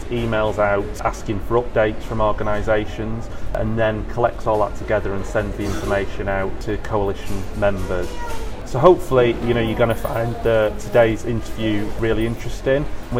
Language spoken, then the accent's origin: English; the north of England, United Kingdom; accent: northern; my lovely northern accent